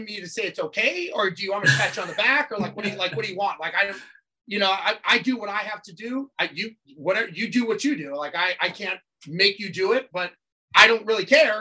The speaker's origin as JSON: {"language": "English", "town": "Los Angeles", "region": "California", "country": "United States", "tie": "born or raised there", "said": "I grew up born and raised in Los Angeles"}